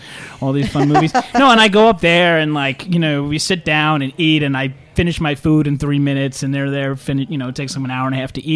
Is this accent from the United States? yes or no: yes; New York City, New York, United States; I was born and raised in Staten Island, and I had a great childhood